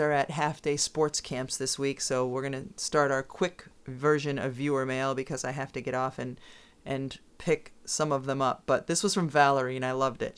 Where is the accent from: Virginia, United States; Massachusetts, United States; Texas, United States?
Massachusetts, United States; Southwick; the town where I grew up, Southwick, Massachusetts